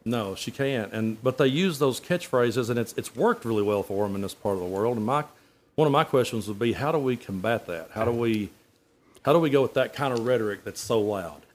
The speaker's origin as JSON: {"language": "English", "town": "Middlesboro", "region": "Kentucky", "country": "United States", "tie": "born or raised there", "said": "I was raised in Middlesbrough, Kentucky"}